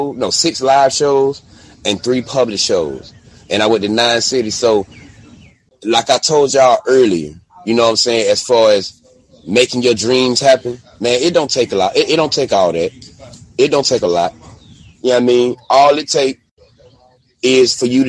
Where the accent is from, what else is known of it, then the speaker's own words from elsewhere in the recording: Albany, Georgia, United States; also born or lived in Texas; now in Austin, United States; I'm broadcasting now from Albany, Georgia